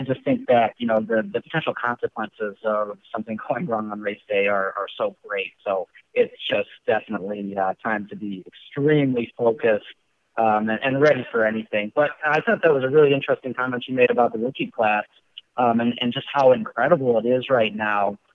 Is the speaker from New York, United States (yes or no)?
no; Wisconsin, United States; accent: Wisconsin; now in Lake Zurich, United States; my Wisconsin accent